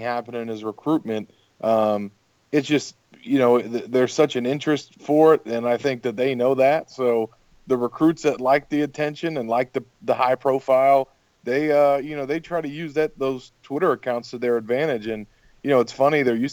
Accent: Gainesville, Florida, United States; growing up in Gainesville

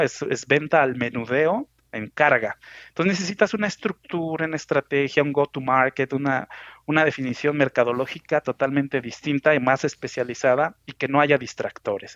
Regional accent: Mexico City, Mexico; soy mexicano, nací en la Ciudad de México

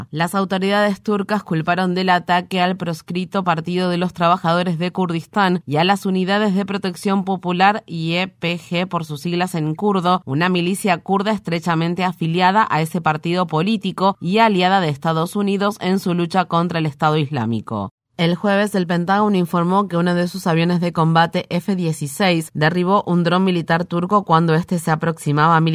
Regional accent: Honduras; now in New York, United States; Vengo de Honduras y pues me vine porque como pues mataron un hermano, un sobrino mío, entonces tuve miedo y me vine.

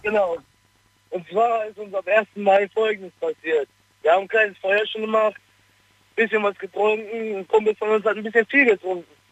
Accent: Heinsberg, North Rhine-Westphalia, Germany; Ich komme aus Heinsberg

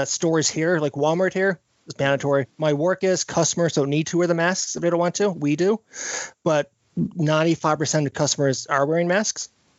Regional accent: Newfoundland and Labrador, Canada; also born or lived in Vancouver; I am 34 years old. I am currently in Canada because I'm from Canada. I'm originally from Newfoundland. It was the east coast of Canada.

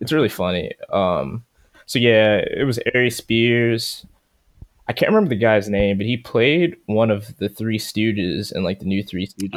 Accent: Baltimore, Maryland, United States; I'm from Baltimore

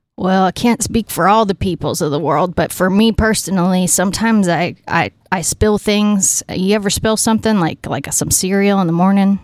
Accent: Allegan, Michigan, United States; I grew up just a little bit south of Grand Rapids

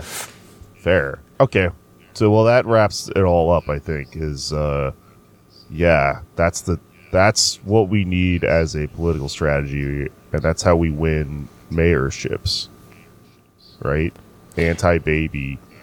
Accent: Austin, Texas, United States; moved away; It's my hometown. I love going back to Austin

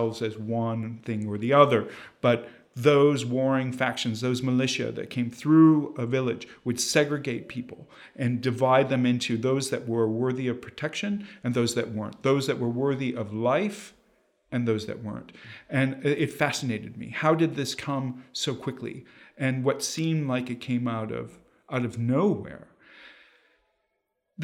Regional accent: Joliet, Illinois, United States; I grew up in a rather violent place. So I'm actually from a working class kind of industrial suburb outside of Chicago. I'm from Joliet, Illinois.

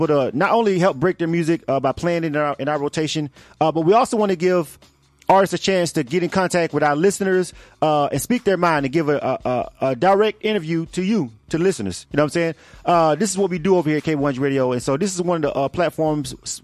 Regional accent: Florida, United States; I'm a Florida boy

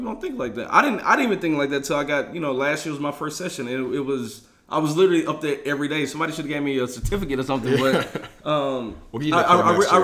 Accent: Houston, Texas, United States; moved away as an adult; now in Austin, United States; I come from Houston

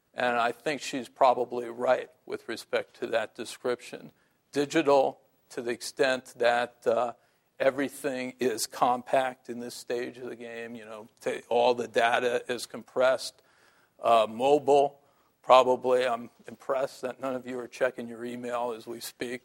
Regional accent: San Francisco, California, United States

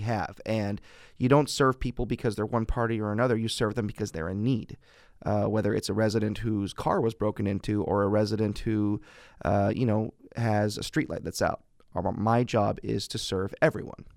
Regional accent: Fresno, California, United States; I was born and raised in Northwest Fresno

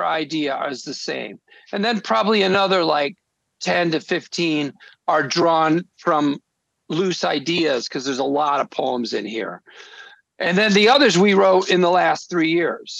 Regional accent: Naperville, Illinois, United States; moved away; I'm from Naperville, Illinois. Nobody I knew was in the arts, but I did have a neighbor who was a political cartoonist

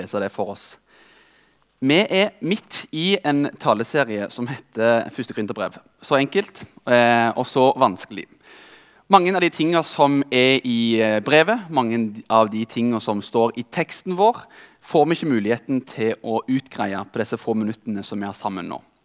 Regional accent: Rogaland, Norway; I denne tida jobbet jeg som tømrer hjemme i Rogaland

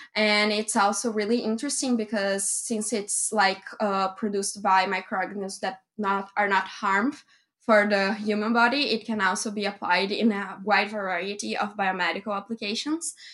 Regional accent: Brazil; my hometown because I live in the countryside of Brazil

